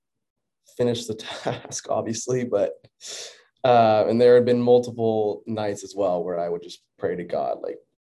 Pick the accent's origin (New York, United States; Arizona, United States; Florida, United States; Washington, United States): Florida, United States; Orlando; moved away; also born or lived in Texas; we moved from Orlando, Florida to Texas. And, you know, I had been at the same school my entire life.